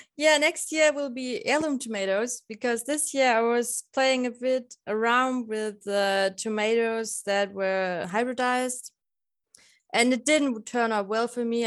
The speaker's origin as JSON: {"language": "English", "region": "Lower Bavaria", "country": "Germany", "tie": "born or raised there", "lives_now": "Passau, Germany", "said": "I'm from Lower Bavaria"}